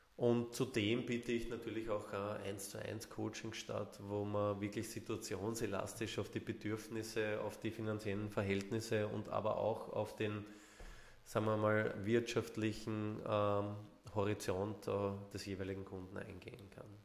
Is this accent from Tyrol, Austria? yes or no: no; Vienna, Austria; accent: Viennese; Ich bin geborener Wiener, also hört man, äh, Ja, hört man auch zum Teil raus und darauf lege ich auch Wert, dass man das noch ein bisschen raushört